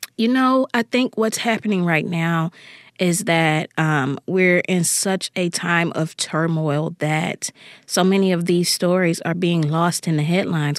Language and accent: English; Jackson, Mississippi, United States; the neighborhood where I grew up here in Jackson, Mississippi